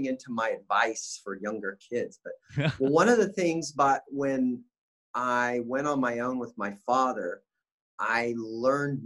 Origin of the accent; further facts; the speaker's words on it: Bakersfield, California, United States; I grew up in Bakersfield, California